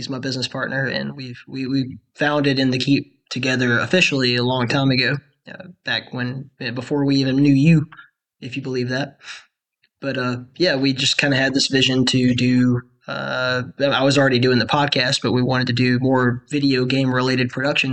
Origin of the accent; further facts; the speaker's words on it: Alabama, United States; I grew up in Alabama